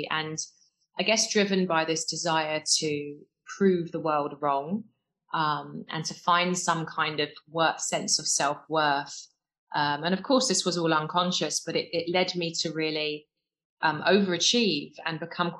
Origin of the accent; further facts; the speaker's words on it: London, United Kingdom; I grew up in West London in a council estate with my mum and dad and my two brothers. Dad, Jamaican, came over in the Windrush years. Mum, English.